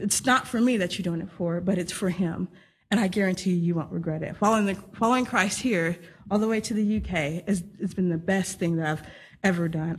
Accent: Texas, United States; moved away; I'm from Texas, uh, born and raised there in the United States

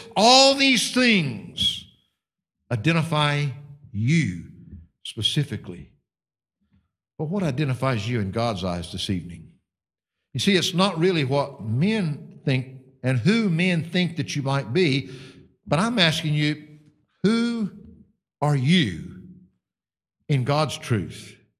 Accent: United States; now in United Kingdom; Mine happens to be a blue passport instead of your burgundy one, which identifies me as an American citizen

